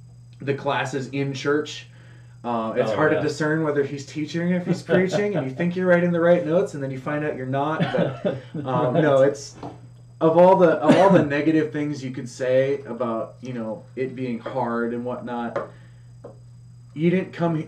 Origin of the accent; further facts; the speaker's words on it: Minnesota, United States; also born or lived in Menominee, Wisconsin; Born and raised in Minnesota.